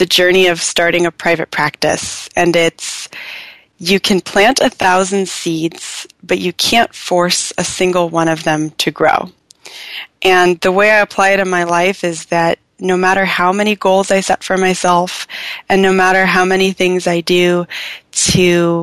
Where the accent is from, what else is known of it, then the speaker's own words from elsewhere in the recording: Southern California, United States; I'm from Southern California originally, and I love it down here.